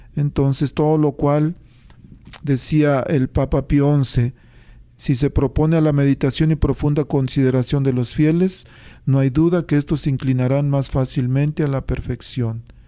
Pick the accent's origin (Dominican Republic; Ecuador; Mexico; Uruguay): Mexico; born or raised there